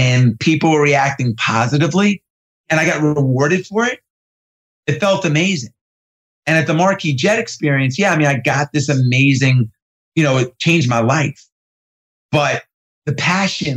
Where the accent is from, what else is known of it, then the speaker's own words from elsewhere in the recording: New York, United States; also born or lived in California; I grew up in New York in the 80s